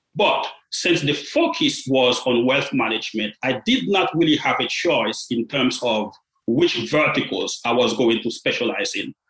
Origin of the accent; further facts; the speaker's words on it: Port-au-Prince, Ouest, Haiti; moved away; I was born in Haiti. I grew up in a small and modest family in Port-au-Prince.